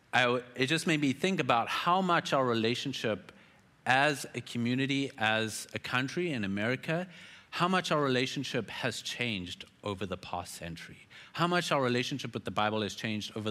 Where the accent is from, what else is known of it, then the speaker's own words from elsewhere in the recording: South Africa; I'm South African